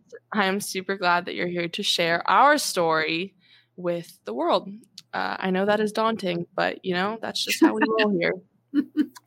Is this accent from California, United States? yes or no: yes; Mission Viejo, California, United States; also born or lived in Irvine; Orange County, which is where I was born and where I was raised. I was born in Irvine. And raised in like the Lake Forest, Mission Viejo area